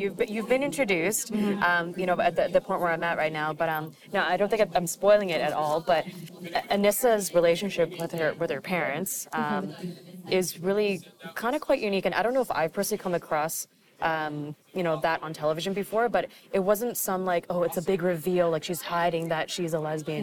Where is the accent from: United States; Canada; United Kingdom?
Canada; Vancouver, British Columbia; I'm from Vancouver